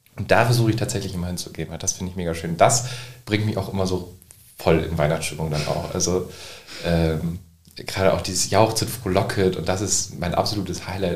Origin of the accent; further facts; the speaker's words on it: Nordenham, Lower Saxony, Germany; Also ich komme aus Nordhamm